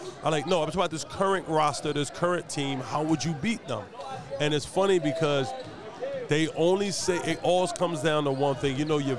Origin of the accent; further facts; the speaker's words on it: Philadelphia, Pennsylvania, United States; I grew up in Richard Island Projects, Lanford, Gerard. I never seen much else.